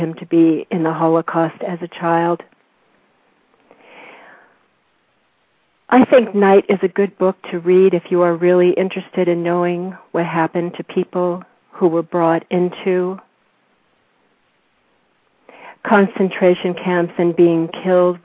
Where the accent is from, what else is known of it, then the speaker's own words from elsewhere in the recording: San Fernando Valley, California, United States; now in Corrales, United States; I grew up there